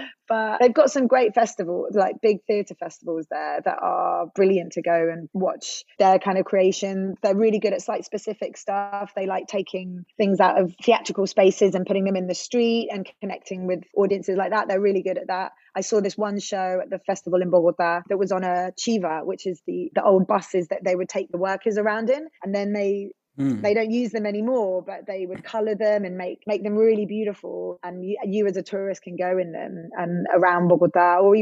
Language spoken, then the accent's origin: English; London, United Kingdom; moved away as an adult; now in Bristol, United Kingdom; I grew up in Southeast London, but my mom's from Venezuela.